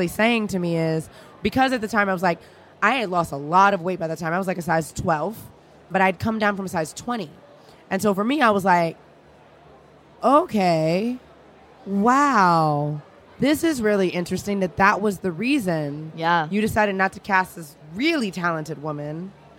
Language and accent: English; Louisiana, United States; I'm from Louisiana, so I'm a total dork on this.